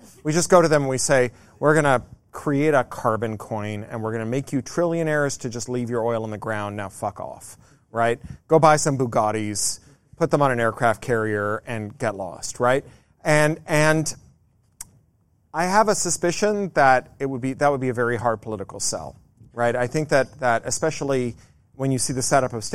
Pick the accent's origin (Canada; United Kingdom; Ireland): Canada; I come from Canada